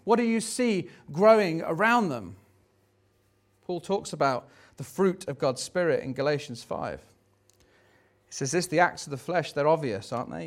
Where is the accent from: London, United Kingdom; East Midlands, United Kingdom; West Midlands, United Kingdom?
West Midlands, United Kingdom; Tamworth; where are you from?" and you go, "Oh, Tamworth